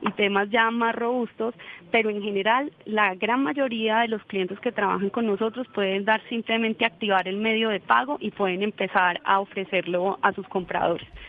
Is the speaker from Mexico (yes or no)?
no; Colombia; estamos en Colombia